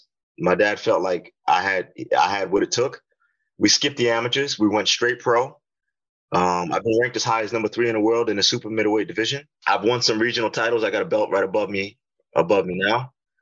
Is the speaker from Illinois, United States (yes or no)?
no; Massapequa, New York, United States; moved away as an adult; now in Florida, United States; I grew up in Long Island.